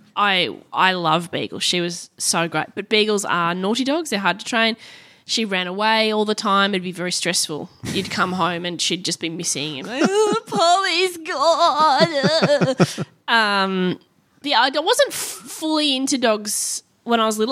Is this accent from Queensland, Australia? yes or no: yes; Brisbane, Queensland, Australia; also born or lived in Perth; starting my show there in Brisbane 'cause it's my hometown